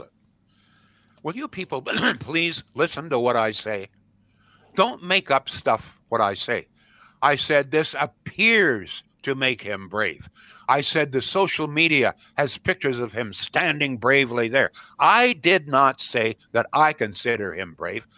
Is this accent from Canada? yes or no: yes; Canada